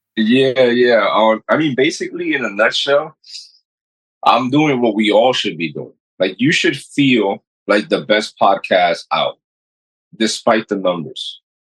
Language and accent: English; New York City, New York, United States; also born or lived in Dominican Republic; I was raised in Corona, Queens which is still one of the poorest neighborhoods